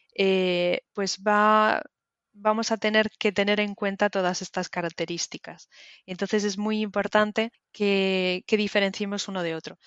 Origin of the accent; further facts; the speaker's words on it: Galicia, Spain; moved away as an adult; now in London, United Kingdom; Soy de, España, eh, de Galicia